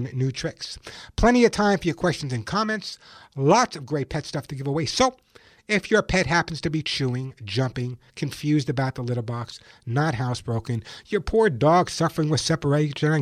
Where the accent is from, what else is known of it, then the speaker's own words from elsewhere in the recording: Santa Monica, California, United States; calling from my hometown of Santa Monica, California.